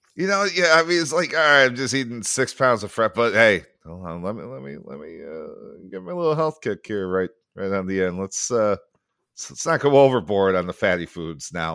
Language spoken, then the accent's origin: English; Sycamore, Illinois, United States; moved away; my hometown, to the uh, PJ's Courthouse Tavern in, uh, in Sycamore, Illinois